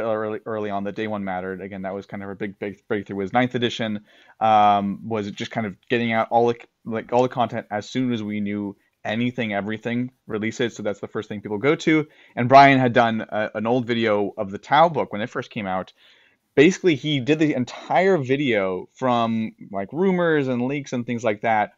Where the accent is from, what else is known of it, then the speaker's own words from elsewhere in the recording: United States; as an American